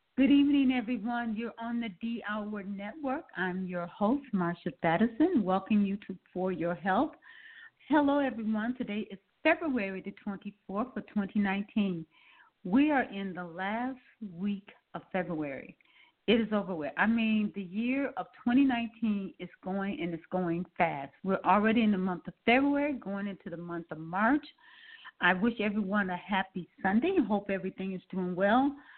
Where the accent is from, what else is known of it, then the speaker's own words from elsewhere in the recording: Milwaukee, Wisconsin, United States; now in Atlanta, United States; I'm originally from Milwaukee, Wisconsin, and now living currently in Atlanta, Georgia